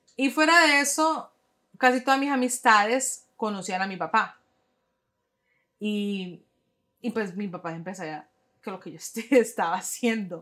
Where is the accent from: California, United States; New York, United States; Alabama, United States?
New York, United States; moved away as an adult; also born or lived in Boston / West Palm Beach, Florida / Cali, Colombia (parents); now in Jacksonville, United States; Nací en Nueva York